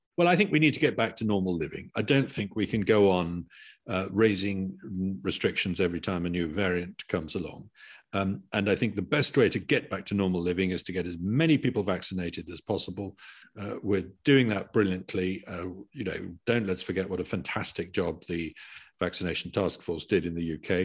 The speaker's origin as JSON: {"language": "English", "country": "United Kingdom", "said": "as a Brit"}